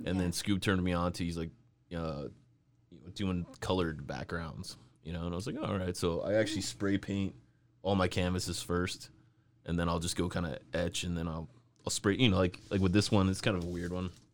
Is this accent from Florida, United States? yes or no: no; California, United States; I'm from California